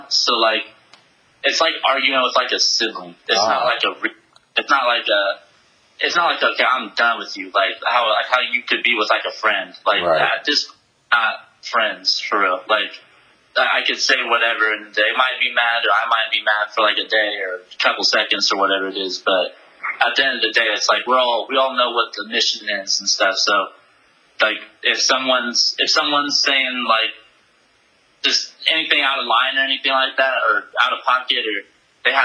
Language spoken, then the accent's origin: English; Santa Barbara, California, United States; I'm from Santa Barbara